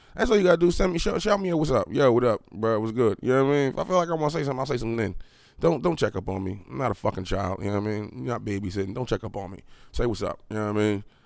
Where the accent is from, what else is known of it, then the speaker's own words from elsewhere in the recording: Harrisburg, Pennsylvania, United States; I'm from Harrisburg